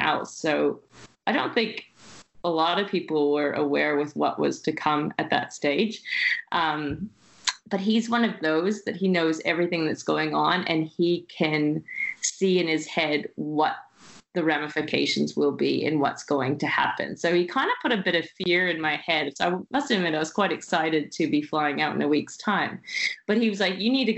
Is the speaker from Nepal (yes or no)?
no; Canada; moved away; also born or lived in Shanghai, China; I'm from Canada